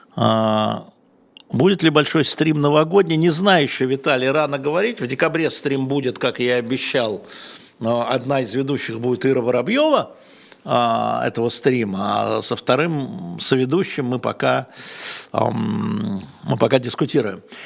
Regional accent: Russia; я россиянин

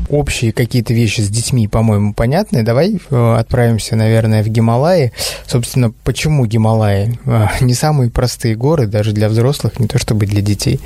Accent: Chukotka Autonomous Okrug, Russia; Я рос на Чукотке

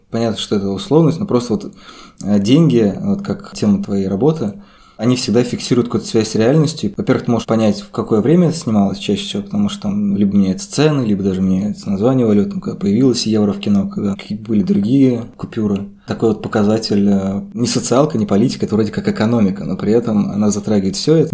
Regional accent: Krasnogorsk, Moscow Oblast, Russia; гордый красногорец.

